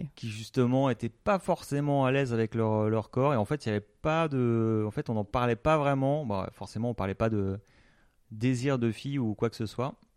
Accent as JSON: {"language": "French", "area": "Alsace", "region": "Grand Est", "country": "France", "said": "moi je suis alsacien"}